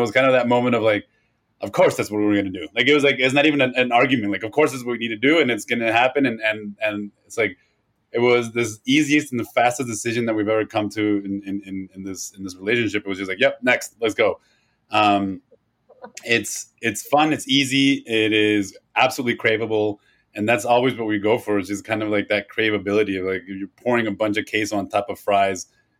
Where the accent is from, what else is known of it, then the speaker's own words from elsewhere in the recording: Mexico; But there is an essence to them that I've seen throughout me growing up in Mexico.